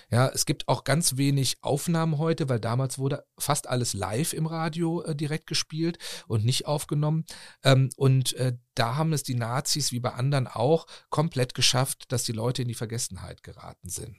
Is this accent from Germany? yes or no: yes; Cologne, North Rhine-Westphalia, Germany; Ich bin in einem wie sagt Guido Kanz das immer so schön, in einem kleinen Fischerdorf am Rhein geboren, nämlich in Porz.